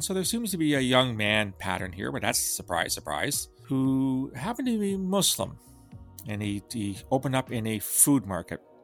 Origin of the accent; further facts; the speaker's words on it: Canada; I'm Canadian